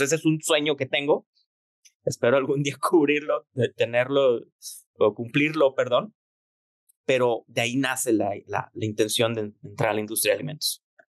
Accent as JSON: {"language": "Spanish", "town": "Torreón", "region": "Coahuila", "country": "Mexico", "tie": "born or raised there", "also_born_or_lived": "Monterrey", "said": "yo soy de Torreón, todos los días iba yo en las tardes a hacer mi tarea en la quesería"}